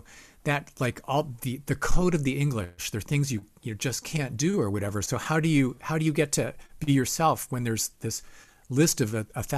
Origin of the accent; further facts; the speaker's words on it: Ohio, United States; now in Boston, United States; people came from all over the country. We came from Ohio, bands came from all over because the Berklee School of Music was here.